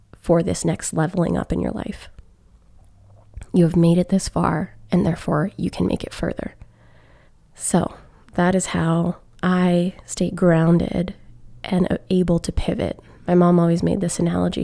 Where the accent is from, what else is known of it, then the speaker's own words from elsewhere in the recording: Alberta, Canada; moved away; seeing family back home in Alberta